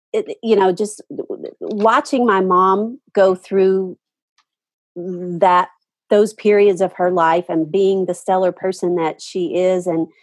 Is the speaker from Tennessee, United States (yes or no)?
yes; Nashville, Tennessee, United States; I grew up in Nashville